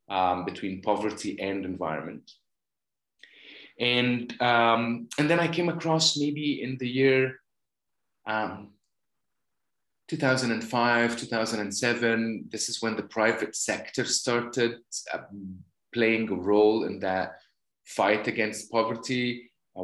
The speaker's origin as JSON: {"language": "English", "town": "Cairo", "region": "Cairo Governorate", "country": "Egypt", "tie": "born or raised there", "moved": "yes", "said": "I was born and raised in Cairo, Egypt"}